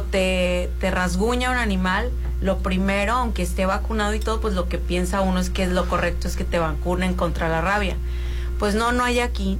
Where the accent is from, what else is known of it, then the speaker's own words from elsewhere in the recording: Mazatlán, Sinaloa, Mexico; moved away as an adult; also born or lived in Mexico City; nací en la Ciudad de México, Rolando, y me trajeron a los tres años para acá